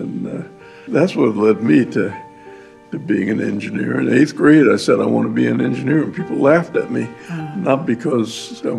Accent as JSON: {"language": "English", "town": "Topeka", "region": "Kansas", "country": "United States", "tie": "born or raised there", "said": "I grew up in Topeka, Kansas. In Topeka, if you were an engineer, you ran a loco locomotive, you know."}